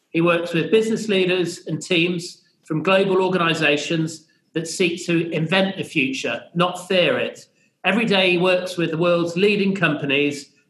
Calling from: Melbourne, Victoria, Australia; And um, I'm joining here from Melbourne.

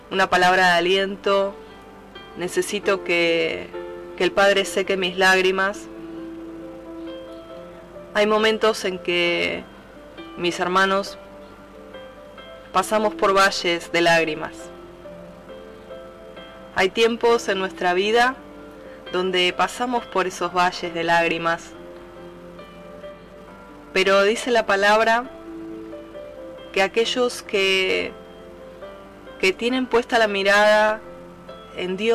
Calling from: Buenos Aires, Argentina; Desde Buenos Aires, Argentina, te hablo

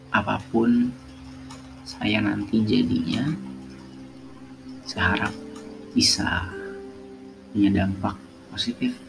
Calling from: Yogyakarta, Special Region of Yogyakarta, Indonesia; Salam hangat dari saya dari Yogyakarta.

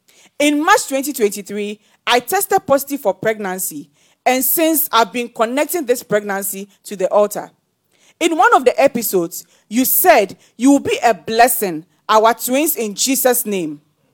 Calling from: Nigeria

